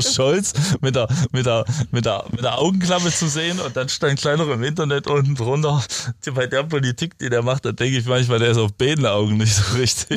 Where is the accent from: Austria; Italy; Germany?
Germany; East Germany; bei uns im Osten